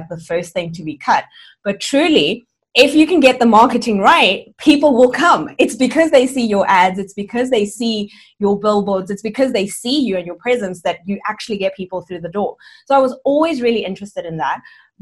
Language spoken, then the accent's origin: English; South Africa; also born or lived in Cuba; I'm originally from Cuba, but I've lived and grown up in South Africa all my life.